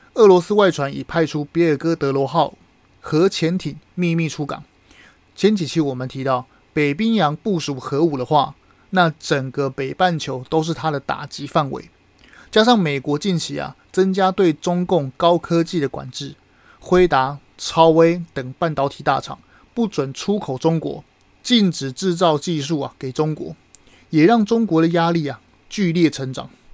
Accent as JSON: {"language": "Chinese", "country": "Taiwan", "said": "身为台湾人"}